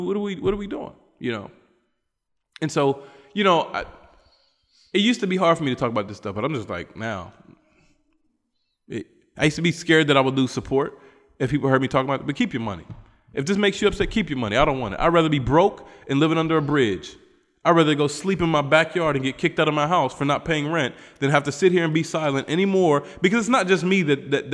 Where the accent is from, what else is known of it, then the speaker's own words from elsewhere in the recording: West Virginia, United States; moved away; a black American guy from West Virginia